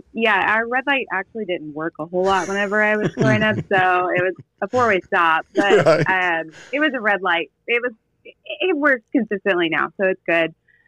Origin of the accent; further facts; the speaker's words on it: Adamsville, Tennessee, United States; So I grew up in West Tennessee in a very tiny town called Adamsville. It has one red light, less than 2,000 people. It might have more than 2,000 now.